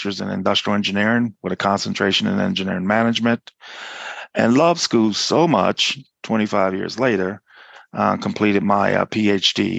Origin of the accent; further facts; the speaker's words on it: New Orleans, Louisiana, United States; moved away as an adult; also born or lived in Lawrence, Kansas; now in Orlando, United States; I am originally from New Orleans, Louisiana